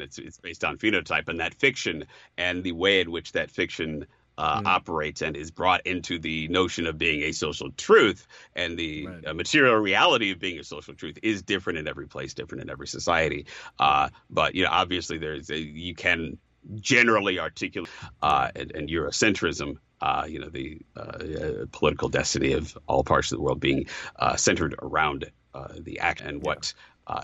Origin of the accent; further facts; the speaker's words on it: Chicago, Illinois, United States; growing up in Chicago